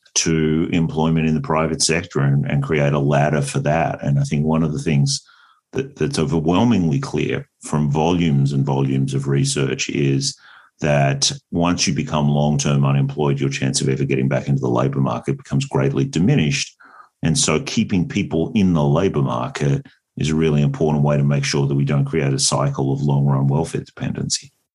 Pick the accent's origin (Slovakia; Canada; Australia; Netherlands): Australia; moved away as an adult; also born or lived in United States; I am Australian originally